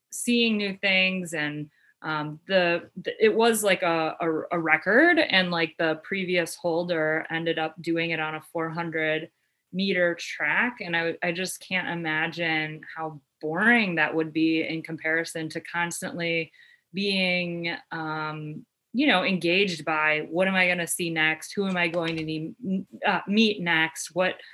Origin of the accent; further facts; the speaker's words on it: Cleveland, Ohio, United States; born and raised in the Cleveland area